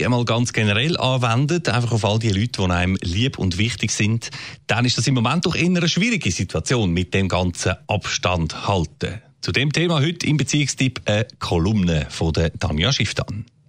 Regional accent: Switzerland; bei uns in der Schweiz

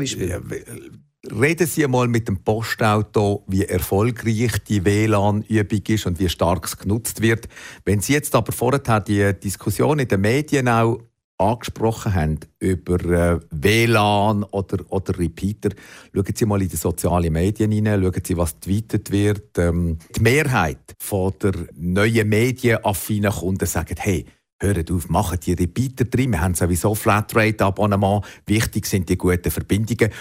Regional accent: Switzerland; bei uns in der Schweiz

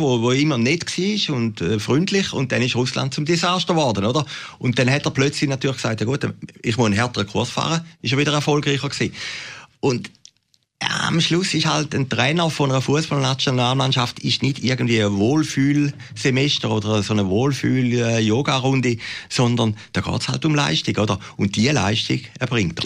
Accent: Switzerland

